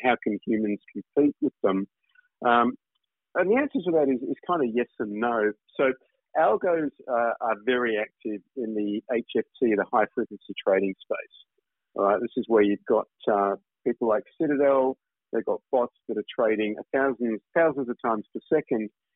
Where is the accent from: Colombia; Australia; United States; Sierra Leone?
Australia; accent: Australian; moved away as an adult; now in Singapore; I've obviously spent time in Australia